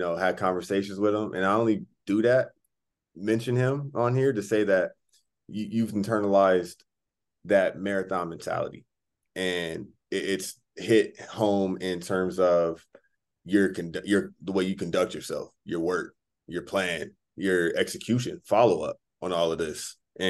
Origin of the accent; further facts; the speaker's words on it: Southern California, United States; we're both from SoCal.